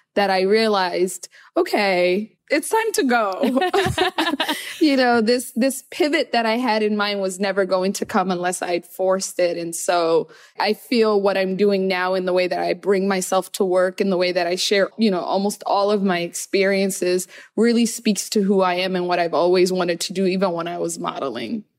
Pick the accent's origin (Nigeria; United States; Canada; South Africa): United States; Seattle, Washington; English is a second language; moved away as an adult; also born or lived in Somalia / Kenya; now in New York, United States; I felt very other growing up in Seattle.